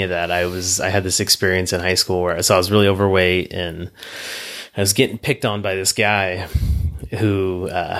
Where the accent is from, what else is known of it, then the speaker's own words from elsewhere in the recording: Lodi, California, United States; my hometown in Lodi